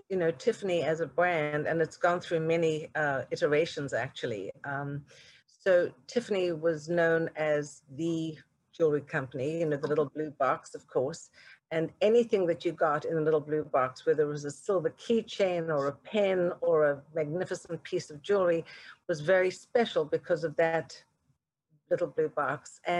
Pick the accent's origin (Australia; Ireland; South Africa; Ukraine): South Africa; now in United States; Well, you know, if you'd have told me growing up in South Africa that one day I would have this incredible opportunity to really define the fragrance di- direction of this iconic corporate brand